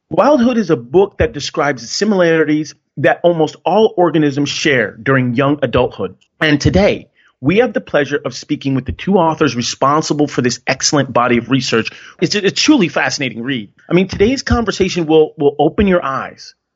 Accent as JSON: {"language": "English", "region": "Connecticut", "country": "United States", "tie": "born or raised there", "said": "I grew up in Connecticut"}